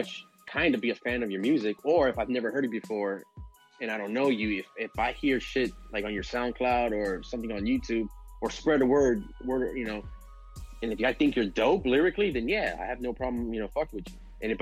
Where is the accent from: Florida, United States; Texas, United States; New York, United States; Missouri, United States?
Florida, United States; Miami; I'm a producer from Miami, Florida